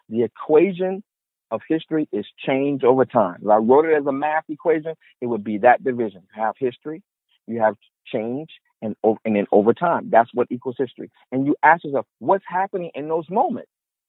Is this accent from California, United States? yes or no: no; Chicago, Illinois, United States; moved away as an adult; I'm a Chicagoan. I'm a Chicago kid. No matter where I go, all my life, people ask me, where am I from? I haven't lived in Chicago since I was 18 years old, really. I am a Chicagoan, okay? That's who I am. I'm a Black Chicagoan.